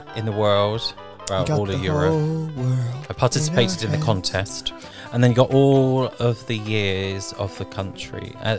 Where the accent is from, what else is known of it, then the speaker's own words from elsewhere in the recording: Azerbaijan; Yeah, but no, but I'm just from Azerbaijan.